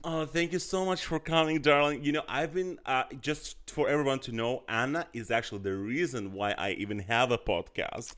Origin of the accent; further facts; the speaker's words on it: Azerbaijan; that's what I grew up with in Azerbaijan